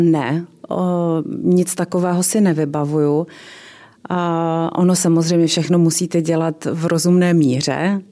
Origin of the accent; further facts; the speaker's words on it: Ostrava, Moravian-Silesian Region, Czechia; jsem ze severní Moravy, že jsem z Ostravy a tam se prostě věci říkají na rovinu